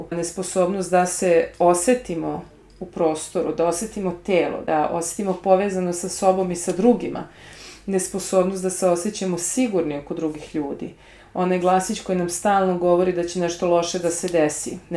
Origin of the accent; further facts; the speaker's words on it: Sarajevo, Federation of Bosnia and Herzegovina, Bosnia & Herzegovina; moved away; Ja sam rođena u Sarajevu, kao vrlo mlada, gdje je svojih roditelja, šalim se. Kada sam imala 10 godina počeo rat.